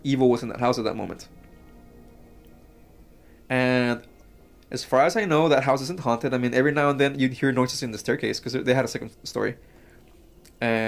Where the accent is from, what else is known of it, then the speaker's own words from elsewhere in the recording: Mexico; now in United States; I grew up in Mexico